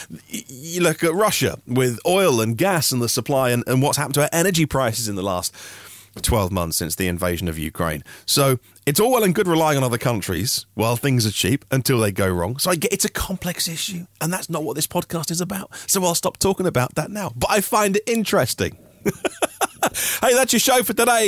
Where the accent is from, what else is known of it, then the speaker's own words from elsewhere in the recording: Norfolk, East of England, United Kingdom; I'm from Norfolk